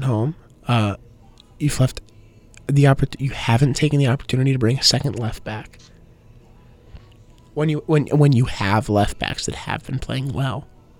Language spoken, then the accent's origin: English; Connecticut, United States; I grew up about 45 minutes away from there in my home state of Connecticut